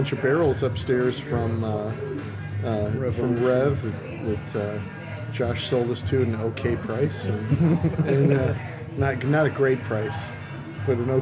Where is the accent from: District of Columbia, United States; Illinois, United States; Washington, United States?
Illinois, United States; Chicago; I'm born and raised in Chicago.